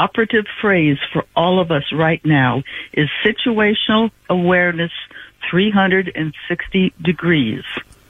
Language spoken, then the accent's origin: English; United States; I'm in California. I was born in Hollyweed.